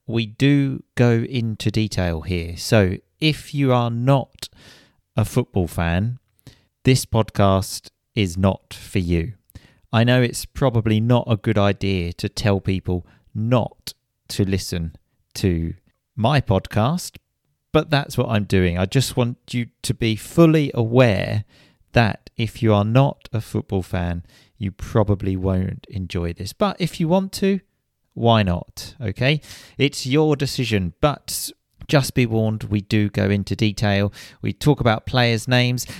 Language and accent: English; England, United Kingdom; we're English